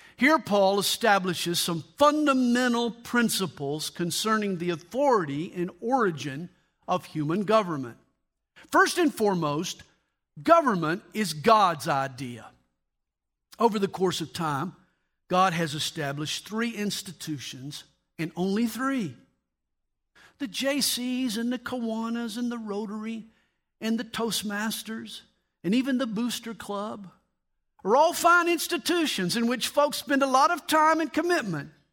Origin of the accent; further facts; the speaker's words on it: United States; I am a Christian and I am an American.